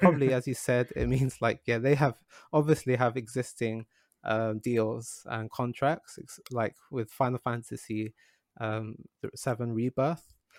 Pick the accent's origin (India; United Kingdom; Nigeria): United Kingdom; London; now in Japan; I grew up in London